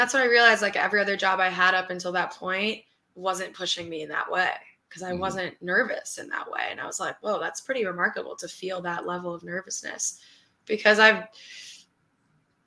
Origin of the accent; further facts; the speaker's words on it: New York City, New York, United States; since I grew up in New York City, I returned to New York City